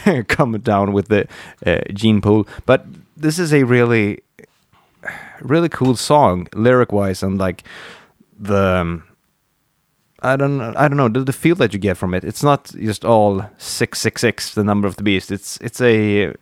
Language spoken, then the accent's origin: English; Dalarna County, Sweden; I grew up in Dalarna